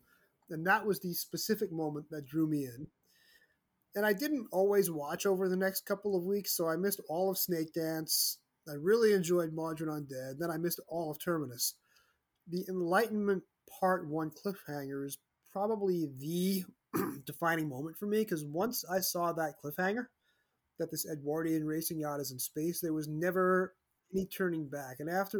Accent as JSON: {"language": "English", "region": "New York City suburbs", "country": "United States", "tie": "born or raised there", "said": "Growing up in the New York City suburbs"}